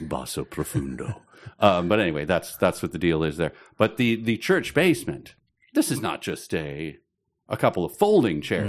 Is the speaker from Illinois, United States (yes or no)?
yes; Chicago, Illinois, United States; I'm from Chicago